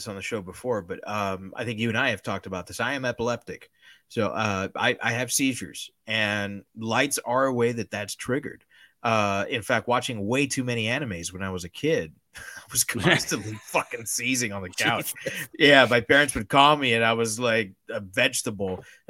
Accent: Miami, Florida, United States; accent: Miami; There's a reason why I've tried as much as possible to get rid of my Miami accent and speak with as neutral an American accent as I can.

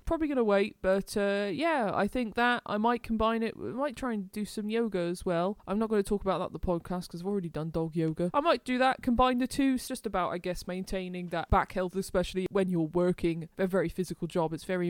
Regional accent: United Kingdom; I'm British.

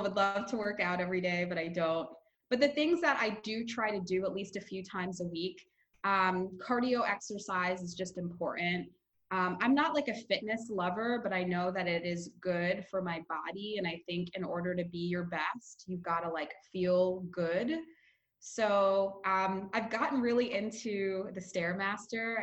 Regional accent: New York, United States; I'm from New York and I've been out in Santa Monica for a little over a month now

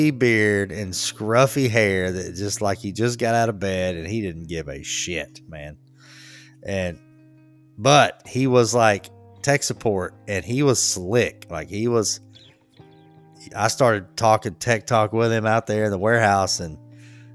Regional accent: Charlotte, North Carolina, United States; I'm like, Charlotte

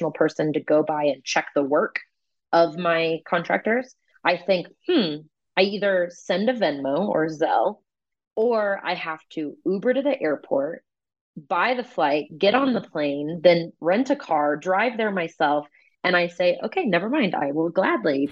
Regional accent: Kansas City, United States; moved away as an adult; I am originally from Kansas City

